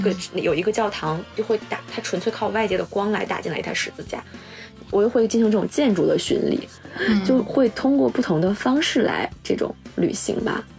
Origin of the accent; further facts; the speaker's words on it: China; moved away as an adult; now in Toyota, Japan; 我说我是中国人